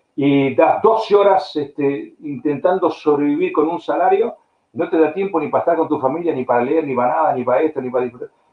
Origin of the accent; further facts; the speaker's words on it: Argentina; moved away as an adult; also born or lived in Spain / United States / Bulgaria / Brazil; en, Argentina, en la, peor época de mi país